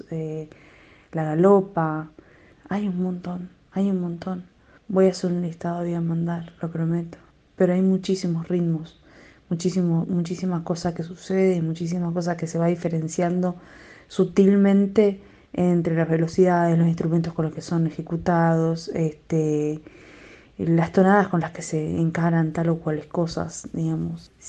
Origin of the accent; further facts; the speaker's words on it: Posadas, Misiones, Argentina; Yo soy nacida, criada y un poco mal criada en Posadas, la capital de Misiones.